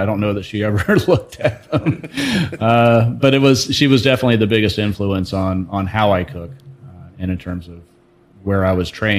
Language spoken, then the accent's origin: English; Roxbury, United States; also born or lived in Kansas; From right here, Roxbury is our family farm, 4 generations now. But my father was in the military. So I was born in Kansas. I moved all around the world growing up, but this place right here has always been home.